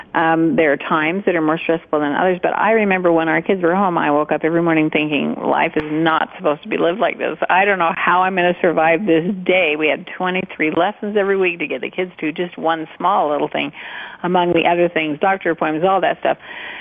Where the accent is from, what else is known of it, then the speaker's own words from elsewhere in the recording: Montpelier, Idaho, United States; moved away; I was born in Montpelier, Idaho